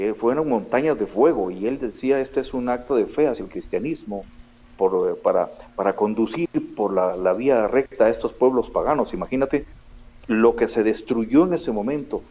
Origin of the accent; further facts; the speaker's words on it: Guatemala City, Guatemala Department, Guatemala; moved away as an adult; also born or lived in Israel / Spain / Texas; siempre he vivido en Guatemala, a excepción de un periodo que tuve de, y aproximadamente 15, 16 años que tuvo que dejar el país por violencia en el año 99.